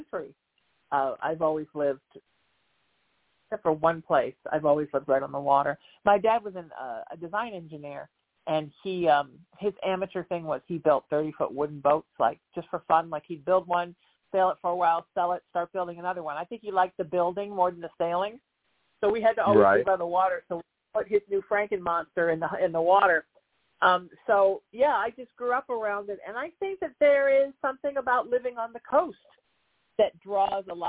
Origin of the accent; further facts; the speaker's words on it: Huntington Beach, California, United States; I grew up in Huntington, and I live there now